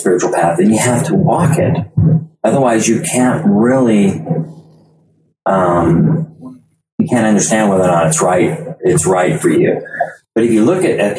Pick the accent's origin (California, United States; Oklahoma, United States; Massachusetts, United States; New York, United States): California, United States; Loomis; I grew up here in Loomis